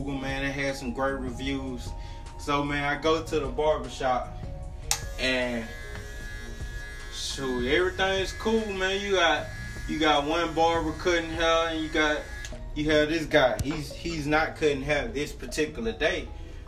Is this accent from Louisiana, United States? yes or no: yes; Louisiana, United States; also born or lived in Natchitoches, Louisiana; now in Texas, United States; I'm from Louisiana